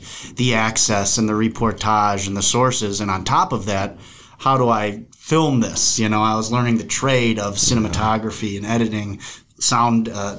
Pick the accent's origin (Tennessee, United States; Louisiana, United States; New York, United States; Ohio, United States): Ohio, United States; Cleveland; born or raised there; moved away; also born or lived in Berkeley, California